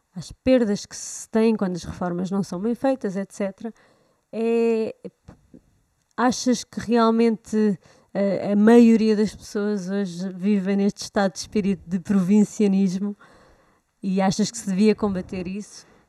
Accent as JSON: {"language": "Portuguese", "country": "Portugal", "said": "nós cá já não usamos o vós, pelo menos em Lisboa"}